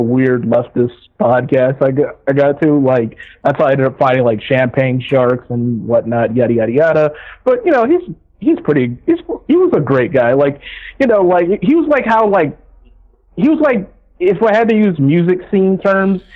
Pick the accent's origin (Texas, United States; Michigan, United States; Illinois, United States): Michigan, United States; I was raised Baptist in Michigan